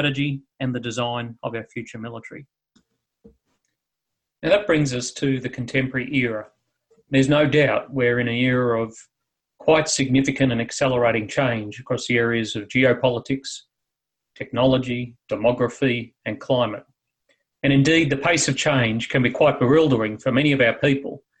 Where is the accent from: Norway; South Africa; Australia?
Australia; Mad Max series from my home country